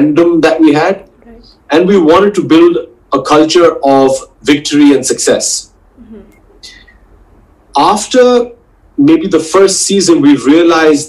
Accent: India; as every Indian

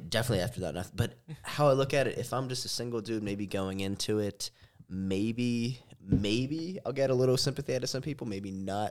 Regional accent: Pennsylvania, United States; moved away as an adult; now in Las Vegas, United States; I'm originally from Pennsylvania. I moved out here to Las Vegas in order to get in the cannabis industry.

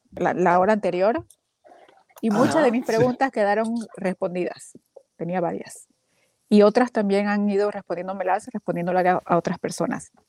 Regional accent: Bolivia; now in Texas, United States; Estoy en Texas, Ajá. pero soy de Bolivia.

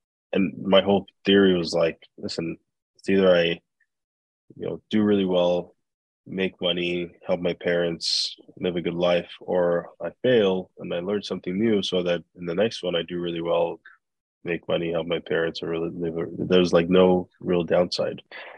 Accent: Nigeria; moved away as an adult; also born or lived in Belgium / United States; now in Canada; growing up in Nigeria, we started moving around a lot. We moved to Belgium, the States, moved back to Nigeria. And then I moved to Canada by myself in 2010 for school.

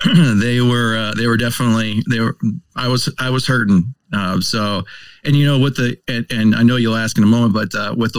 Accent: Berwick, Pennsylvania, United States; Grew up in the town of Berwick

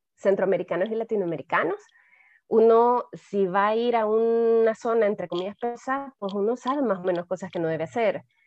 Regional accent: El Salvador; para mí como salvadoreña

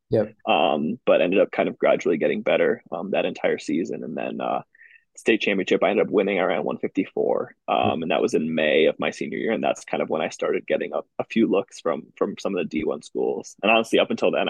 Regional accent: Waukesha, Wisconsin, United States; also born or lived in Iowa; I'm from Waukesha, Wisconsin, kind of like about 20 minutes west of Milwaukee. I went to Waukesha West High School.

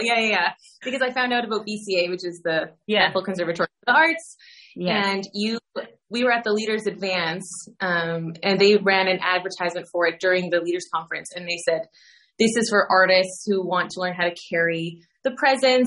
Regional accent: Canada; moved away as an adult; now in Netherlands; I'm Canadian and I moved over here 9 years ago this month.

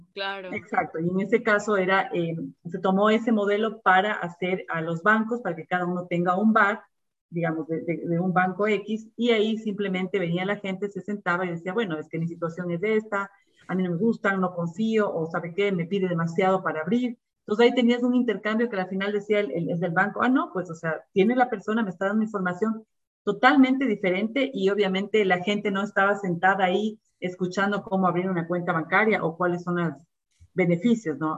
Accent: Ecuador; como todo ecuatoriano, digamos, amamos al, nuestro país

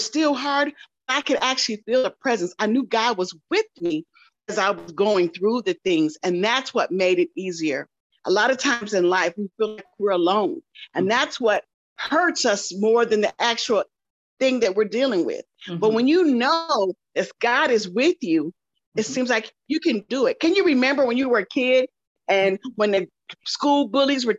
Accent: Michigan, United States; moved away as an adult; also born or lived in Texas; I'm down here in Texas. I'm from Michigan

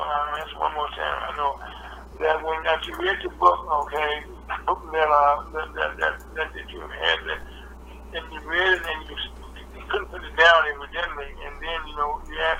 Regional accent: the South, United States; I grew up in the South myself

